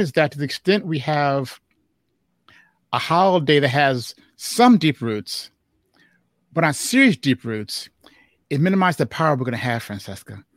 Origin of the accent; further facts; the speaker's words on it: Chicago, Illinois, United States; they met in Chicago, and I was born in Chicago. And Juneteenth was our thing in Chicago